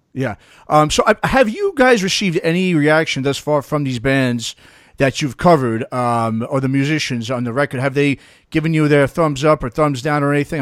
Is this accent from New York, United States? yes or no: yes; New York, United States; growing up in New York